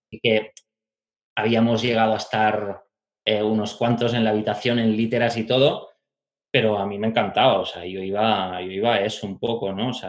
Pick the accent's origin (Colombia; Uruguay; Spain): Spain; Barcelona, Catalonia; also born or lived in Italy / France; nací en Barcelona, me he criado en varios sitios durante mi infancia, entre Barcelona, el Pirineo, Italia y Francia.